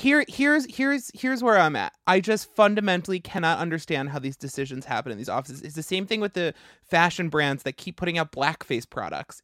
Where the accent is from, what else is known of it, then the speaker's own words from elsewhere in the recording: Long Island, New York, United States; I grew up on Long Island and they built a power plant in my town